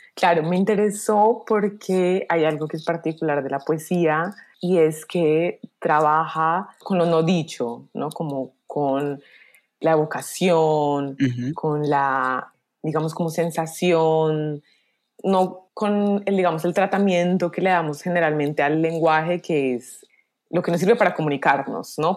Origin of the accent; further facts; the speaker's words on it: Colombia; nos componen como colombianos